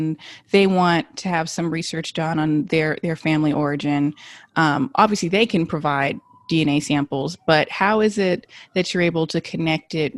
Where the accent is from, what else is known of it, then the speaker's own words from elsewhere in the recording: Los Angeles, California, United States; I was born and raised in Los Angeles